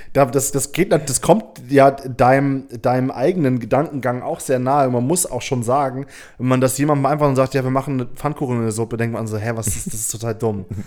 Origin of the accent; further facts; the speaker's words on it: Hamburg, Germany; ich komme aus Hamburg